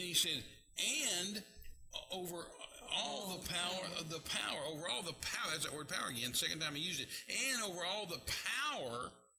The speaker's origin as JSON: {"language": "English", "region": "West Texas", "country": "United States", "also_born_or_lived": "Mexico", "said": "I was a missionary in Mexico, and I was from West Texas"}